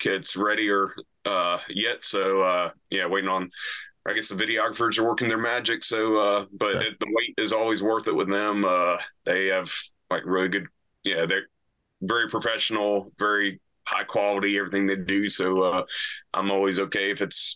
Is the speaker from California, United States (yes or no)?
no; New Bern, North Carolina, United States; moved away as an adult; also born or lived in Wilmington, North Carolina / Raleigh, North Carolina / Nashville, Tennessee / San Antonio, Texas; I'm from Eastern North Carolina originally, a town called New Bern, about 40 minutes from the beach